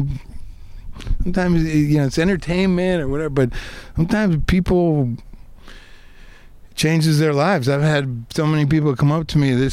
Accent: outside of Detroit, Michigan, United States; I grew up outside of Detroit, Michigan

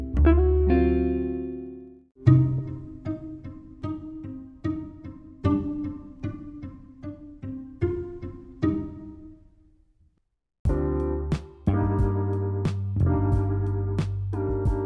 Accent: Canada; as a Canadian

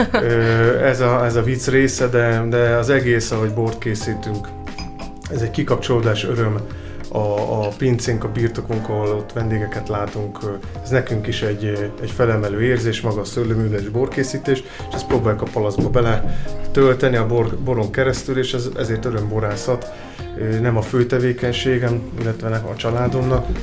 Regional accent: Csongrád wine region, Csongrád-Csanád, Hungary; ott is születtem, úgyhogy nagyon nagy lelkesedéssel tudok beszélni a vidékről

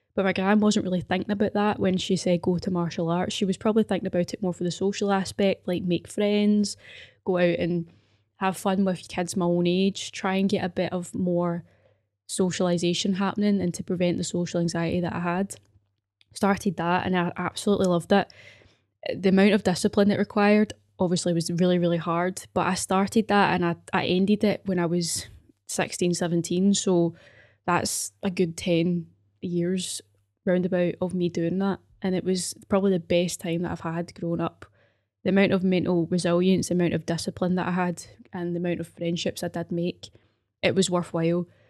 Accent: Glasgow, Scotland, United Kingdom; also born or lived in Paisley; I grew up in Govan

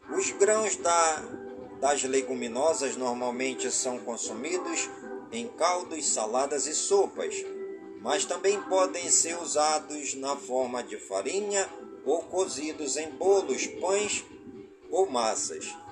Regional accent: Careiro da Várzea, Amazonas, Brazil; Careiro da Várzea, a minha cidade natal

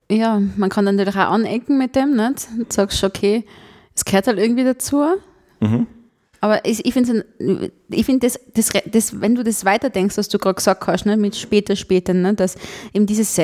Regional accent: Tyrol, Austria; ich ja als Tirolerin auch mal rauskam und in die große weite Welt fuhr

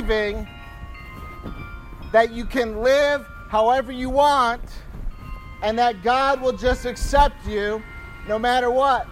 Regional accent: Michigan, United States; I'm from Michigan

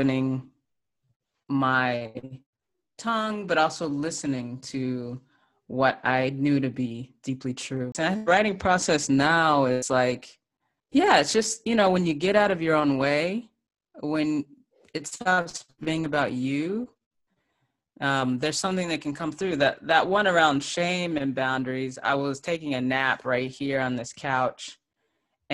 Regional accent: Texas, United States; growing up in Texas in the South

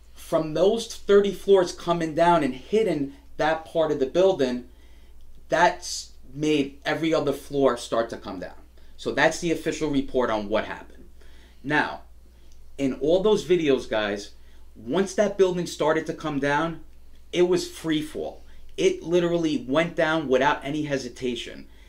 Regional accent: New York City, New York, United States; as an as a New Yorker and an American

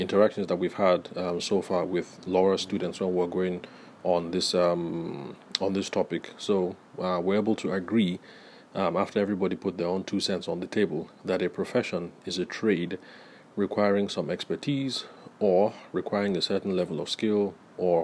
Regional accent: Nigeria; I'm Nigerian

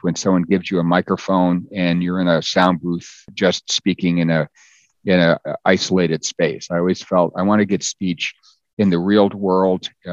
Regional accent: United States; my parents spoke Danish growing up, and I was born in the States, so I could speak English

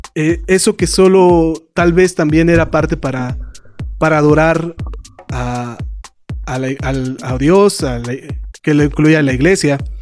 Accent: Mexico; nosotros en México

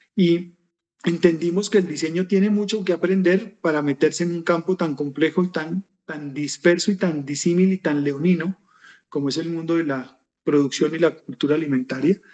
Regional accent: Colombia; soy colombiano, vivo en Bogotá

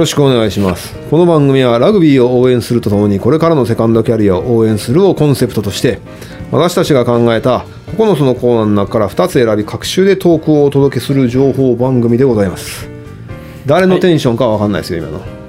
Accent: Kansai, Japan; also born or lived in Tokyo; やっぱり関西人としては

